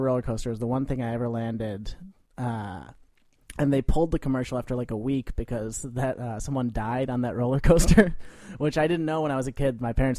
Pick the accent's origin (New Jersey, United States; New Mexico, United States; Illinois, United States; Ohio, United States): Illinois, United States; Wilmette; moved away as an adult; also born or lived in Worcester, Massachusetts; now in New York, United States; I'm from Wilmette, Illinois, yes.